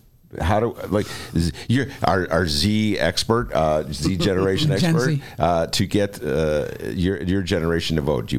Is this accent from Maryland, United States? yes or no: no; Evanston, Illinois, United States; and I'm from Evanston, proud to say that.